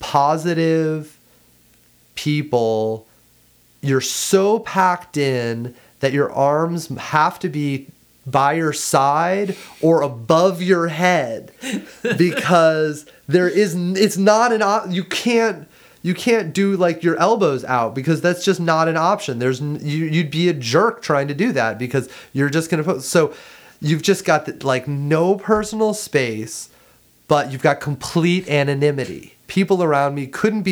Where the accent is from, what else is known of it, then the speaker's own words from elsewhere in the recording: Ohio, United States; moved away as an adult; also born or lived in North Carolina / London; I grew up in Ohio.